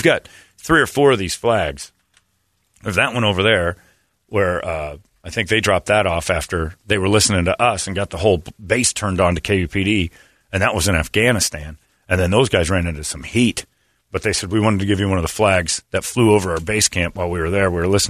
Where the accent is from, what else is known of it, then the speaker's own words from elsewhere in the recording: Salt Lake City, Utah, United States; born there; And the funny thing is, I was born in Salt Lake.